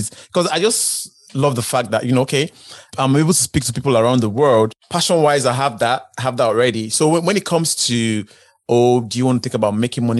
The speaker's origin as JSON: {"language": "English", "country": "Nigeria", "moved": "yes", "said": "I'm originally from Africa, Nigeria"}